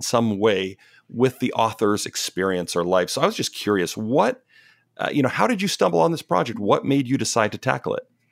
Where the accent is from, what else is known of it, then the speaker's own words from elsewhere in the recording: Canada; now in Pacific Northwest, United States; I'm Canadian